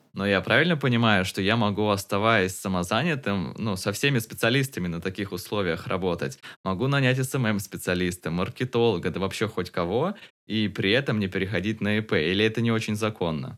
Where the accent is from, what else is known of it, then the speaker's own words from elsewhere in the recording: Tomsk, Tomsk Oblast, Russia; в моем родном городе Томске.